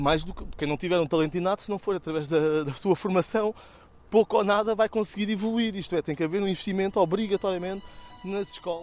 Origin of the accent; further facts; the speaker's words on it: Lisbon, Portugal; nós somos de Chelas com muito orgulho que é o nosso bairro